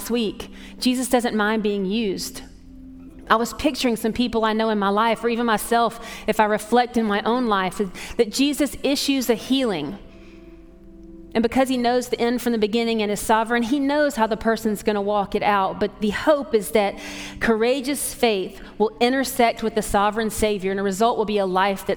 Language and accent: English; Atlanta, Georgia, United States; moved away; I grew up in Atlanta